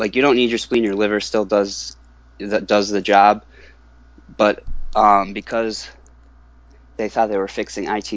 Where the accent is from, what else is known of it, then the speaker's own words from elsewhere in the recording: Northampton, Massachusetts, United States; I'm from Northampton, Massachusetts